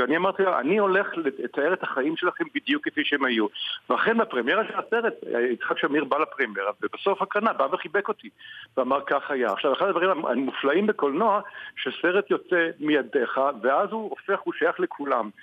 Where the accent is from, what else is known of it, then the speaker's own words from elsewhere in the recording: Israel; אני ישראלי